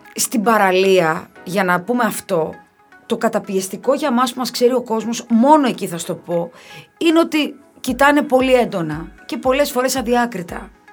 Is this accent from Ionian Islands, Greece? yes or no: yes; Kefalonia, Ionian Islands, Greece; στο χωριό μου, στην Κεφαλονιά